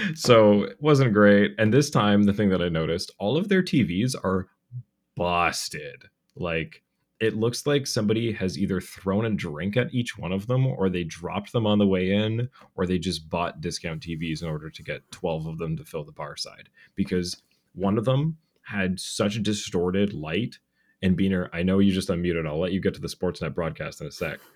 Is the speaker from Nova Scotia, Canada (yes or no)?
no; Cobourg, Ontario, Canada; my hometown of Coburg